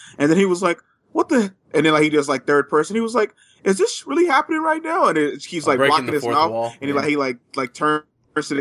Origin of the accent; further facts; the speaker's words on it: Richmond, California, United States; from Richmond